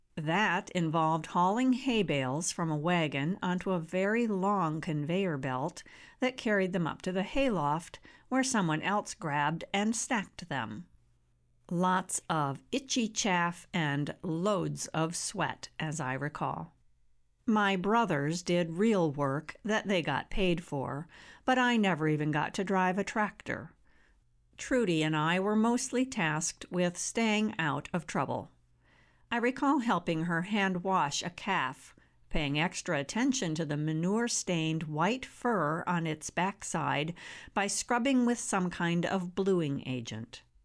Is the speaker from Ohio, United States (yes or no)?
no; Barron County, Wisconsin, United States; I was born and raised in Barron County, a humble rural area in northwest Wisconsin